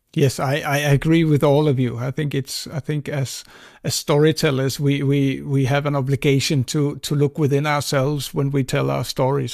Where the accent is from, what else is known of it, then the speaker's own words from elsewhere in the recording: Greenland; when I grew up in Greenland, we saw a lot of uh, American Hollywood films